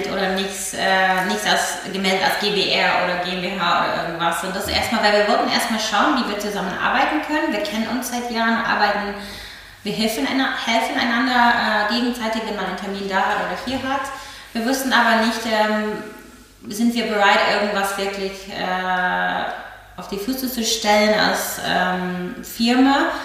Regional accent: Berlin, Germany; Ich fühle mich auch stolz auf Berlin. Ich bin Berlinerin

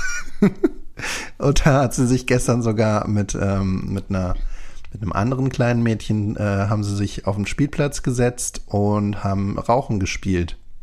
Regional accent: Berlin, Germany; ich bin ja da im Norden von Berlin aufgewachsen

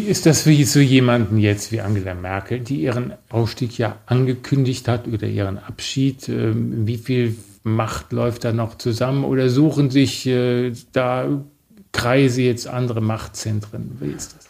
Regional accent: Germany; als Deutsche

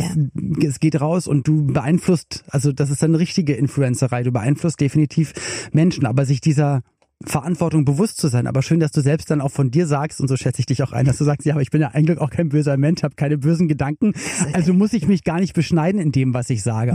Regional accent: Berlin, Germany; Ich komme auch aus Westberlin

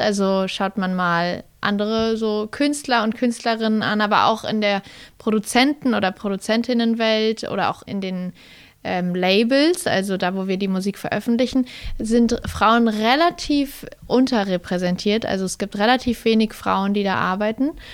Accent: Kassel, Hesse, Germany; now in Berlin, Germany; Kassel ist einfach da, wo ich aufgewachsen bin und Berlin ähm, da, wo ich jetzt gerade lebe

